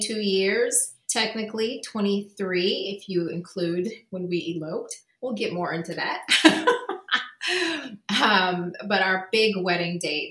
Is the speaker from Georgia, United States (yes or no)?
yes; Atlanta, Georgia, United States; I'm originally from Atlanta